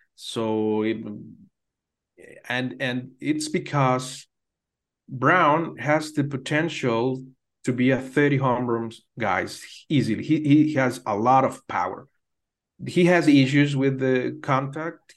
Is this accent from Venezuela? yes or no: yes; Venezuela; growing up in Venezuela, back there in the eighties